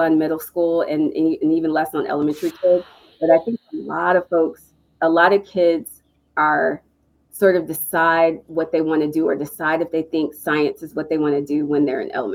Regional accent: East Coast, United States; moved away as an adult; also born or lived in Texas; I'm from the East Coast.

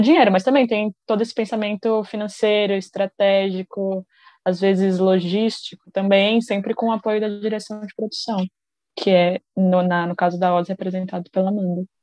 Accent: São Paulo, Brazil; moved away as an adult; also born or lived in São Carlos; sou do interior de São Paulo, mas cresci na capital e me mudei para São Carlos também para estudar imagem e som

